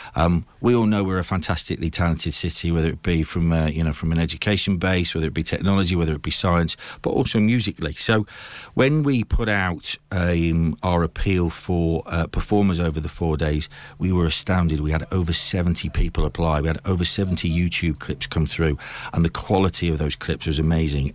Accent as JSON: {"language": "English", "country": "United Kingdom", "tie": "born or raised there", "also_born_or_lived": "Watford", "moved": "yes", "lives_now": "Cambridge, United Kingdom", "said": "I was actually born in Watford. Um, my parents, uh, I, I grew up in, in Lincoln and Hull."}